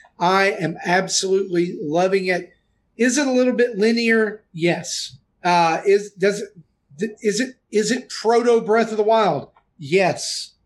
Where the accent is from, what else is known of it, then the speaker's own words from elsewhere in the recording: the South, United States; I'm from the South